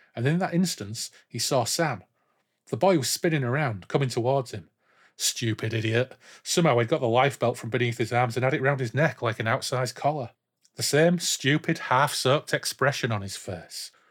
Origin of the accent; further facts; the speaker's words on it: Yorkshire and the Humber, United Kingdom; we grew up in Humber side, in inverted commas, didn't we? Back to East Yorkshire now, as it should be, and North Lincolnshire